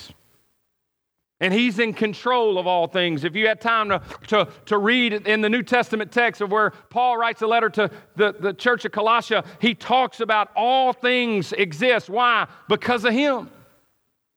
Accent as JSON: {"language": "English", "area": "near Itta Bena", "region": "Mississippi Delta", "country": "United States", "tie": "born or raised there", "said": "I grew up in the Mississippi Delta, not far from Edobina, Mississippi"}